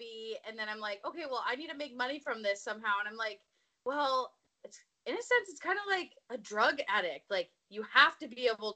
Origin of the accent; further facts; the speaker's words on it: Olympia, Washington, United States; I'm from Olympia, Washington.